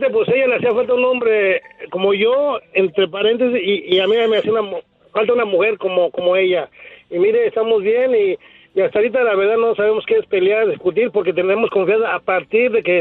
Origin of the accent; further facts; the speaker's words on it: State of Mexico, Mexico; also born or lived in Tijuana, Mexico; now in Fontana, United States; yo soy de México, ¿verdad? Del, del Estado de México, ¿verdad? Pero este, yo tengo familia en Tijuana